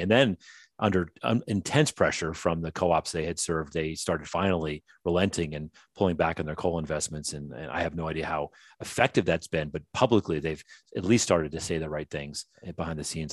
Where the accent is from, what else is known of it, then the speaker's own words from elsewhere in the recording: the North, United States; now in the South, United States; I was raised in the North